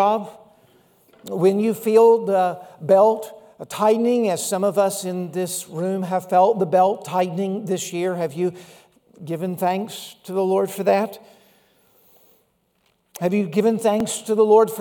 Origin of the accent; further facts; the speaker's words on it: Laurel, Mississippi, United States; A little church I grew up in Laurel, Mississippi